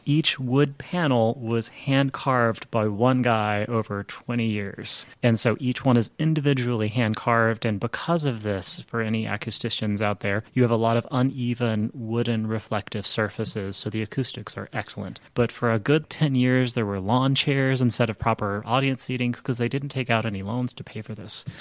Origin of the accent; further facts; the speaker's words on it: Midland, Texas, United States; I grew up in Midland, Texas